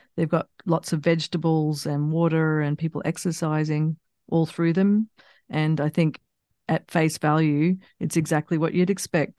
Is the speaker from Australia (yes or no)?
yes; Australia; moved away; also born or lived in United States / England; I grew up in Australia